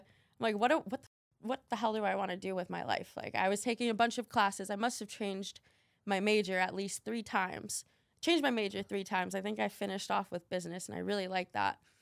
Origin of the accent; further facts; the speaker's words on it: Albuquerque, New Mexico, United States; now in Miami, United States; I live in Miami, but I was born in Albuquerque, New Mexico